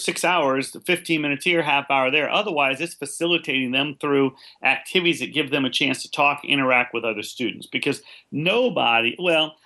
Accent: California, United States; I grew up in California, and they had a pretty developed leadership program

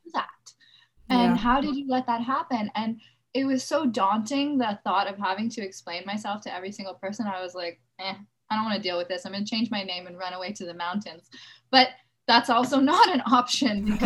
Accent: Los Angeles, California, United States; Growing up in Los Angeles

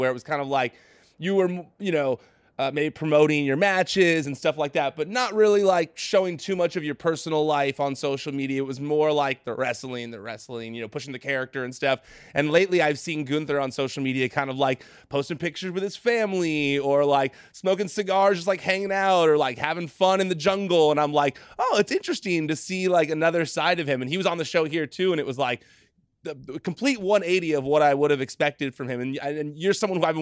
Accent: near Disneyland, California, United States; I grew up near Disneyland out here in California

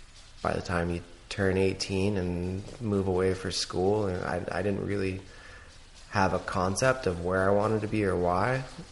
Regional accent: Seattle, Washington, United States; But I was born and raised in Seattle. And my dad was a little bit of a surfer and my uncle's a surfer.

